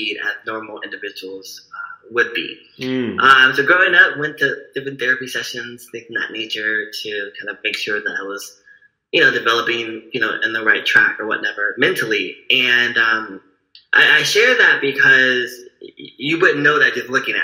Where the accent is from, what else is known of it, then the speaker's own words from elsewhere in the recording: Berkeley, California, United States; I was born here in Berkeley, California, November 5th, 1992